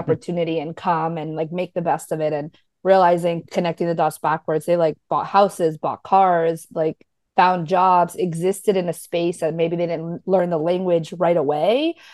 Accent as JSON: {"language": "English", "country": "United States", "said": "I am Paraguayan American, first gen"}